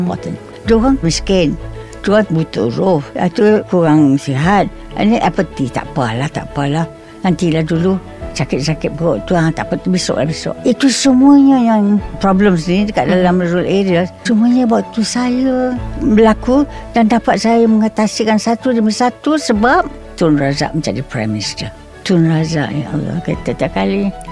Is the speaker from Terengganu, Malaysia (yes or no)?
no; Kuala Lumpur, Malaysia; moved away as an adult; also born or lived in Selangor / Singapore / Kedah; saya ni Daripada Kuala Lumpur Daripada kecil